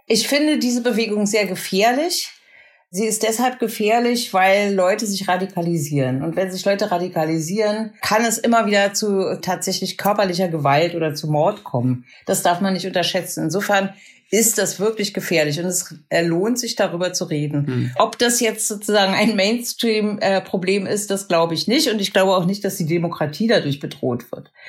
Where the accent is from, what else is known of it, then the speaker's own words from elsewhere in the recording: East Germany, Germany; Ich bin aus dem Osten